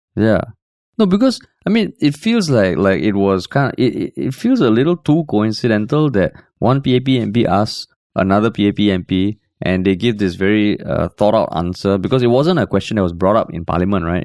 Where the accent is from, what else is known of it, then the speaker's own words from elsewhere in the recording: Singapore; moved away; I'm a Singaporean based abroad